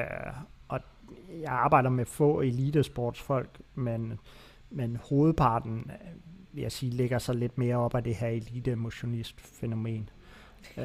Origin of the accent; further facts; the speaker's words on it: Aarhus, Central Denmark Region, Denmark; Jeg er en af de få mennesker, tror jeg, der er født og opvokset i Aarhus.